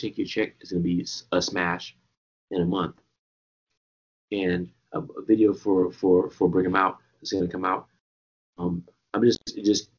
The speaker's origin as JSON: {"language": "English", "town": "Washington", "region": "District of Columbia", "country": "United States", "tie": "born or raised there", "also_born_or_lived": "Trinidad and Tobago (family)", "said": "I'm born in Washington, D.C."}